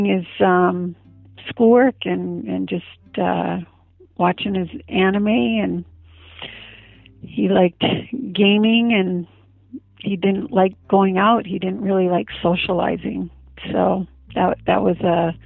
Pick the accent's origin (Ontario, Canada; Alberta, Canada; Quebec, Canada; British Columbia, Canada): British Columbia, Canada; Vancouver Island; moved away as an adult; also born or lived in California; now in St. George, United States; I was raised on Vancouver Island, British Columbia, Canada. I left home when I was 18 and went down to California